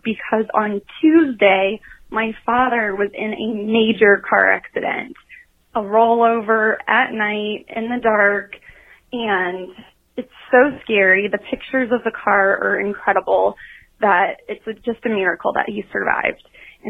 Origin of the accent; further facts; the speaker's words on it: Kansas City, Missouri, United States; now in Lansing, United States; I am from Kansas City, Missouri. I'm currently living in Lansing, Michigan, but I'm calling you on Thanksgiving. And so I'm calling you from Kansas City, Missouri.